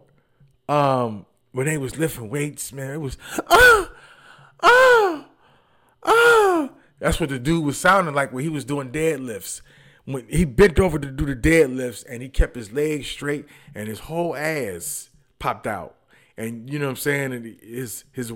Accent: Detroit, Michigan, United States; moved away; I'm from Detroit too

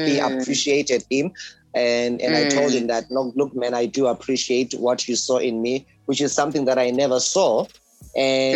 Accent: King William's Town, Eastern Cape, South Africa; I'm originally from a small town in Eastern Cape called King Williamstown.

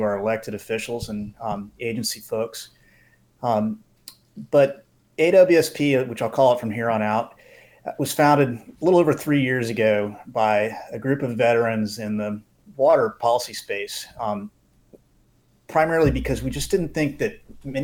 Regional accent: West Palm Beach, Florida, United States; I was born and raised here in West Palm Beach, and I grew up the son of avid hunters and anglers.

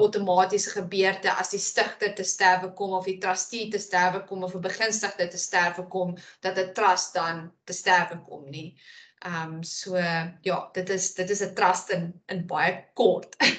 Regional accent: South Africa; ons as Suid-Afrikaners

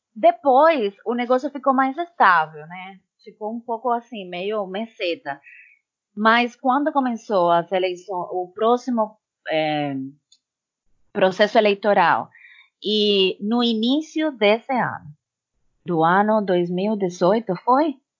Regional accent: Cuba; Portuguese is a second language; moved away as an adult; now in Brazil; essa é minha minha terra mãe

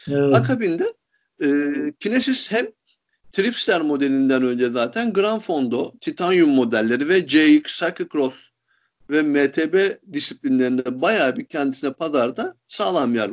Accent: Turkey; Hiçbirimiz İtalyan değiliz. Yüzde yüz Türk'üz.

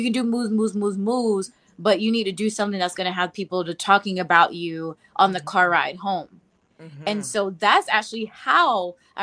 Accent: Georgia, United States; I'm from Georgia

